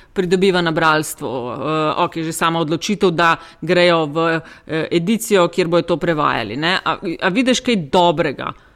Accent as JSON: {"language": "Slovenian", "country": "Slovenia", "said": "Smo Slovenci"}